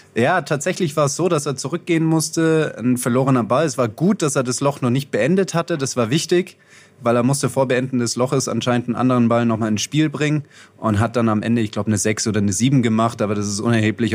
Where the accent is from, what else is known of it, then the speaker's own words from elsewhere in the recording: Heidelberg area, Baden-Württemberg, Germany; ich aus der Heidelberger Gegend